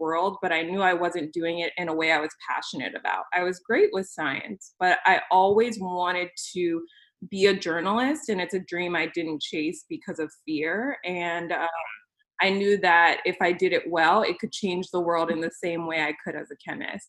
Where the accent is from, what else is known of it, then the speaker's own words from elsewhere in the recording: California, United States; moved away as an adult; now in Wisconsin, United States; after moving to Wisconsin for work, because I'm originally from California